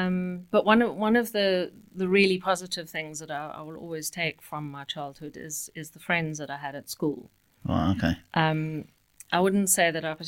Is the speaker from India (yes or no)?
no; Cape Town, Western Cape, South Africa; brought up and grew up in Cape Town. One of the most beautiful places in the world.